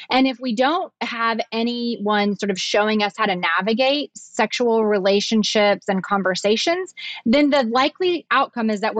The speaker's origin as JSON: {"language": "English", "region": "the South", "country": "United States", "accent": "southern"}